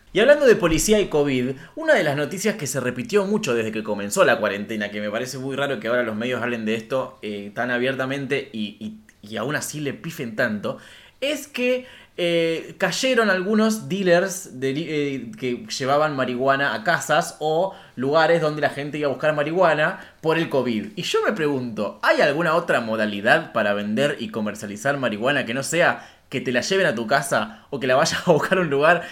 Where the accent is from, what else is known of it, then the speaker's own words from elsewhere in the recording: Rafaela, Santa Fe, Argentina; mi ciudad natal, Rafaela